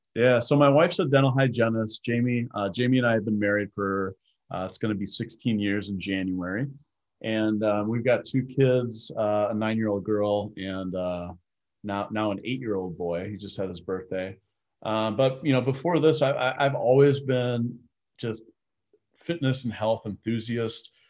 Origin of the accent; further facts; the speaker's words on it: Milwaukee, Wisconsin, United States; also born or lived in North Carolina; I grew up in the Milwaukee area